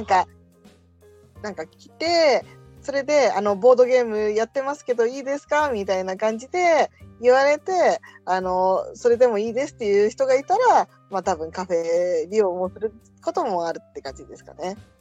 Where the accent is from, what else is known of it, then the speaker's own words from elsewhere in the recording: Tokyo, Japan; 地元は東京です。